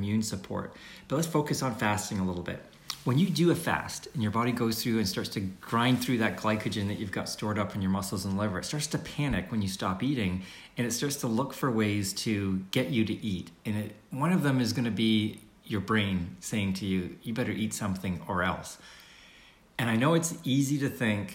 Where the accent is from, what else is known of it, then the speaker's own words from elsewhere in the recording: Canada; I'm from Canada